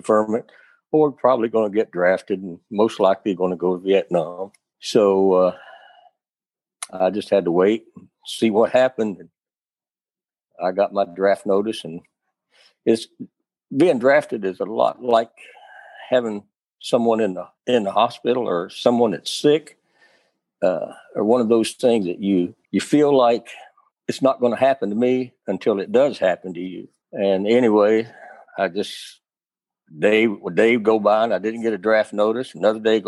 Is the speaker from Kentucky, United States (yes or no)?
yes; Morehead, Kentucky, United States; moved away as an adult; coming back through my hometown of Moorhead down Highway 60